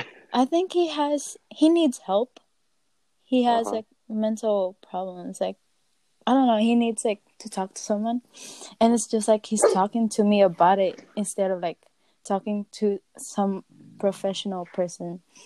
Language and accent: English; Texas, United States; I'm 19, I'm Filipino, and I'm from Texas.